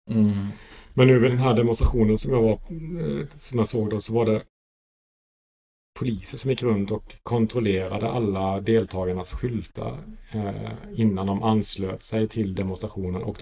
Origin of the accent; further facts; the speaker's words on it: Sweden; moved away; att man kommer från en annan yttrandefrihetskontext. Som svensk.